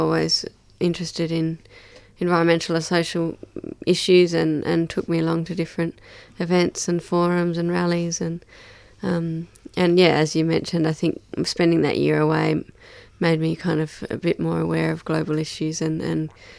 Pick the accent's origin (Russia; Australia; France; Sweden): Australia; Hobart, Tasmania; Obviously, growing up in Tassie, I had a strong appreciation of the natural world, and I grew up on the foothills of Mount Wellington and had, you know, out on my back doorstep was Myrtle Gully and these beautiful rainforest tracks.